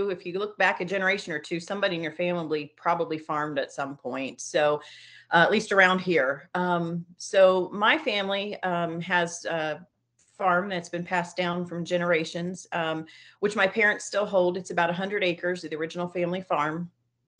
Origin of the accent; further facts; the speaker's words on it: Pickaway County, Ohio, United States; I grew up in Pickaway County, Ohio, which is where we reside still.